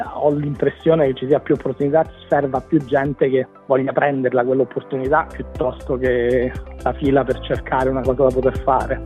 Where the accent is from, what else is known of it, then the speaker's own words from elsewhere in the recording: Rome, Lazio, Italy; moved away as an adult; also born or lived in Brussels / Dubai; now in Byron Bay, Australia; Sono di Roma e ho vissuto in Italia, ho fatto tutta l'università in Italia, sono rimasto lì fino a più o meno a 25 anni